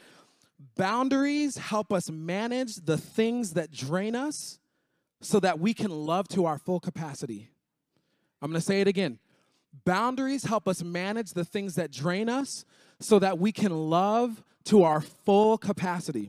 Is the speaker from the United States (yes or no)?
yes; Miami, Florida, United States; I grew up in Miami